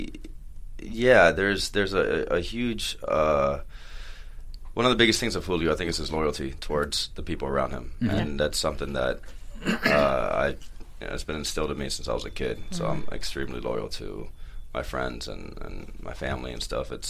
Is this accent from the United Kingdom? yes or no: no; Florida, United States; now in Los Angeles, United States; I grew up in Florida